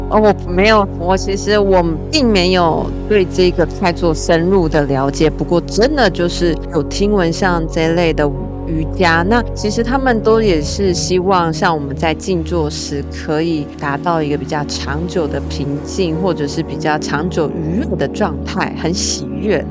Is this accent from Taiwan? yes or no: yes; Taiwan; 我们其实台湾人不是常常都怕被蚊虫叮吗